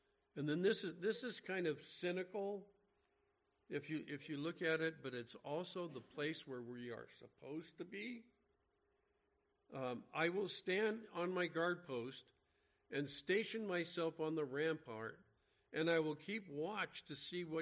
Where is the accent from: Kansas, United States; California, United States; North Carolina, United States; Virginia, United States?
California, United States; Los Angeles; where we grew up in the San Fernando Valley